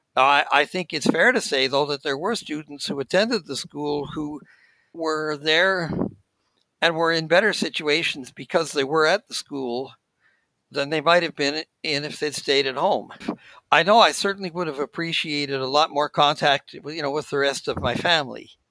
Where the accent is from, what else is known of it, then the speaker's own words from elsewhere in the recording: Saskatoon, Saskatchewan, Canada; moved away as an adult; also born or lived in Ontario; now in Gatineau, Canada; I was born in Saskatoon, and that's where I would travel from when I was going to the school.